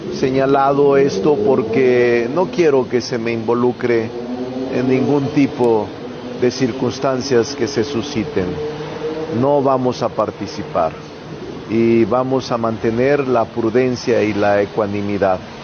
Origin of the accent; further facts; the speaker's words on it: Zacatecas, Mexico; moved away; de mi tierra, donde nací, en Zacatecas